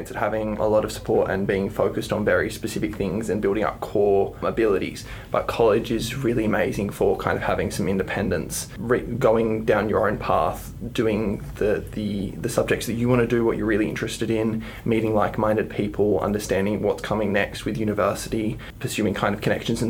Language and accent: English; Hobart, Tasmania, Australia; also born or lived in New South Wales; I have been in the Tasmanian public system since I moved here from New South Wales in grade 3